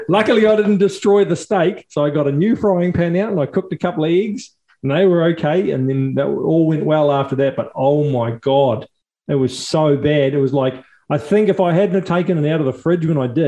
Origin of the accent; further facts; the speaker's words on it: New Zealand; accent: Kiwi; our Kiwi accents from New Zealand